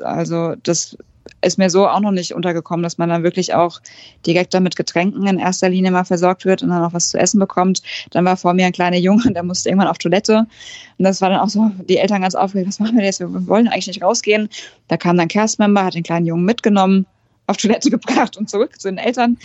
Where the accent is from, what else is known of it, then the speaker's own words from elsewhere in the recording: near Frankfurt, Hesse, Germany; ich komme aus der Nähe von Frankfurt